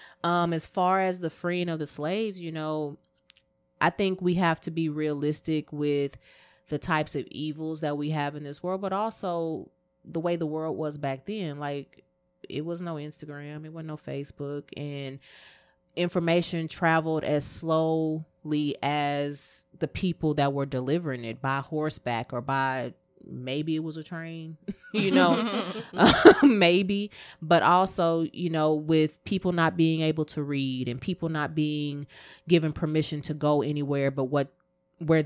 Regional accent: Texas, United States; growing up in Texas

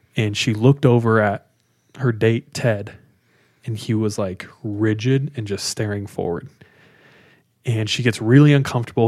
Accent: California, United States; now in Utah, United States; I'm from California. Grew up in California

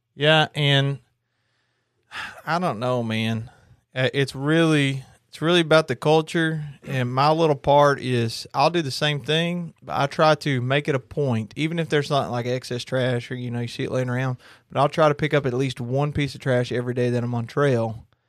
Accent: Kentucky, United States; I'm from Kentucky

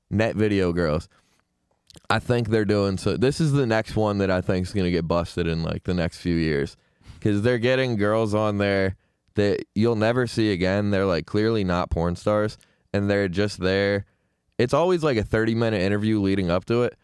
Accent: Syracuse, New York, United States; growing up in Syracuse

